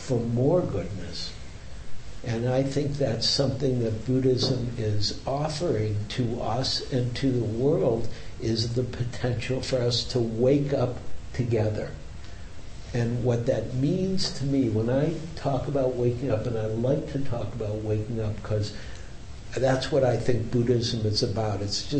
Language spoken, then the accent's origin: English; Detroit, Michigan, United States; now in San Francisco, United States; I grew up in a whole other world than San Francisco. I grew up in Detroit